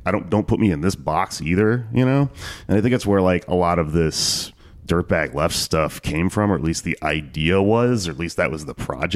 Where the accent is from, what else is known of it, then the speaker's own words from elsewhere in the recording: Texas, United States; moved away; I come from Texas where you're surrounded by Republicans all the time